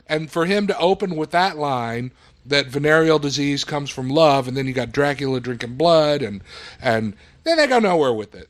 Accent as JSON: {"language": "English", "region": "South Texas", "country": "United States", "tie": "born or raised there", "said": "I grew up in South Texas"}